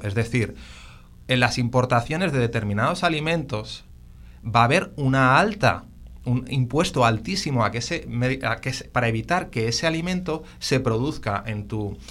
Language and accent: Spanish; Barcelona, Catalonia, Spain; now in Puerto Rico; yo, soy de Barcelona